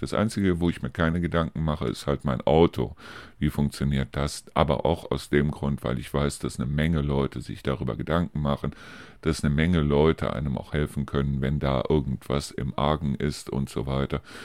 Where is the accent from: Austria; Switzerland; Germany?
Germany; hier bei uns in Deutschland